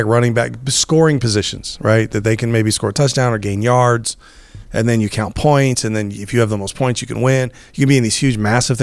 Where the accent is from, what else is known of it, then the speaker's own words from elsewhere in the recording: United States; I'm American